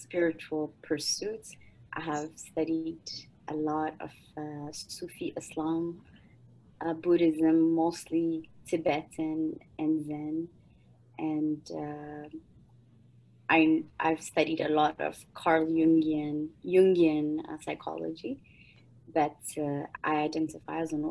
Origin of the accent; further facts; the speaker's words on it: Ethiopia; moved away; I'm originally from Ethiopia